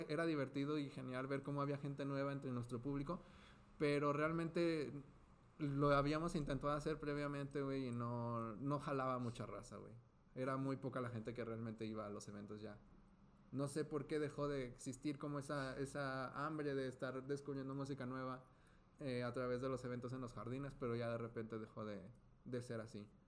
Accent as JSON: {"language": "Spanish", "town": "Zapopan", "region": "Jalisco", "country": "Mexico", "moved": "yes", "said": "Soy de Guadalajara"}